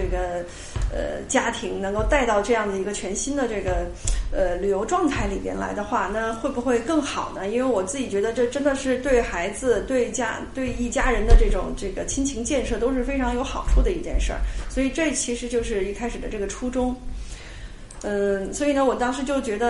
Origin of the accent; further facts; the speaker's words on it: China; 并且很适合我们中国人，呃，或者说我们的生活习惯的一些东西